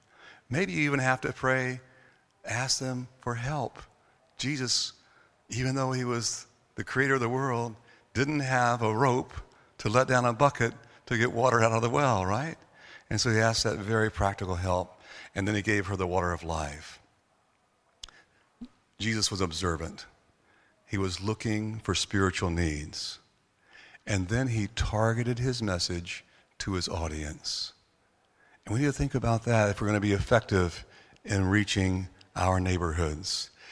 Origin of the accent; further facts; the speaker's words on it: North Carolina, United States; now in Orlando, United States; I grew up in North Carolina. I was born here in Orlando, but I grew up in North Carolina.